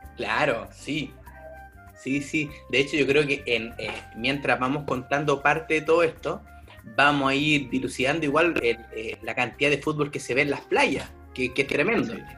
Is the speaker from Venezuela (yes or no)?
no; Chile; now in Stockholm, Sweden; soy chileno y actualmente vivo en Estocolmo, Suecia.